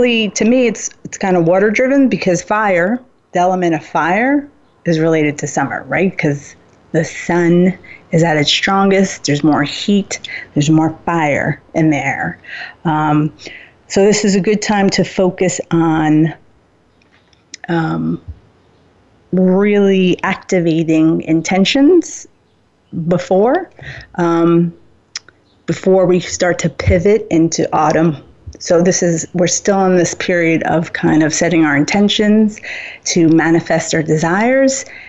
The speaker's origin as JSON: {"language": "English", "town": "Suffern", "region": "New York", "country": "United States", "tie": "born or raised there", "said": "I grew up in Rockin County and Suffern, New York"}